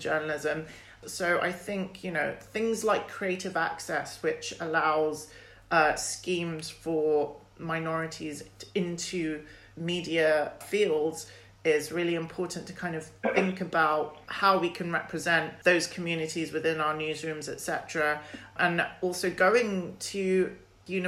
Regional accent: London, United Kingdom; I'm British and I'm born and bred in London

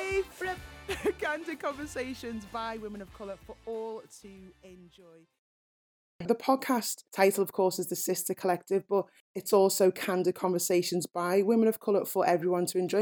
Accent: Liverpool, North West England, United Kingdom; I'm a Scouser, I'm a Liverpudlian first

